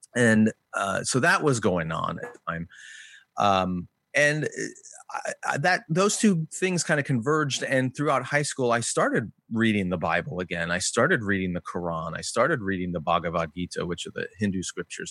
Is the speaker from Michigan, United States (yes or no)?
no; Glen Ellyn, Illinois, United States; also born or lived in Berwyn, Illinois; I grew up in Glen Ellen